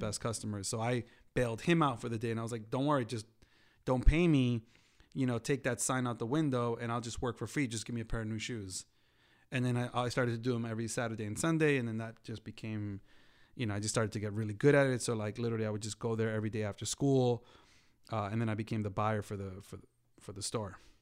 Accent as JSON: {"language": "English", "region": "New York", "country": "United States", "tie": "born or raised there", "said": "growing up in New York"}